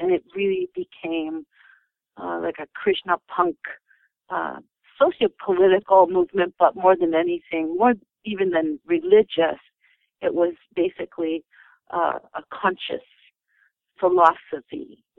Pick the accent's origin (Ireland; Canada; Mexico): Canada; Winnipeg, Manitoba; also born or lived in Kentucky; We were raised in North America for sure. And of course, we had been to zoos and everything. My father moved us to northern Manitoba when we were little kids. And then we moved to Kentucky and then back to Winnipeg in our teenage years.